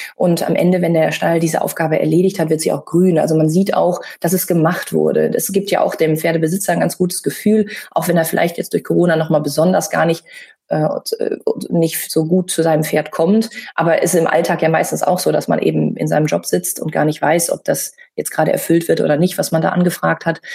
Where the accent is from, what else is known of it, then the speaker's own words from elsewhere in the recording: Münsterland, North Rhine-Westphalia, Germany; ich bin im Münsterland groß geworden